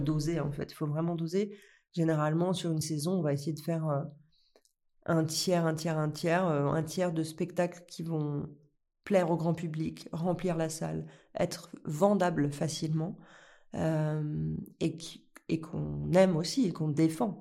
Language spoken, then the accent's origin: French; Lyon, Auvergne-Rhône-Alpes, France; je viens de Lyon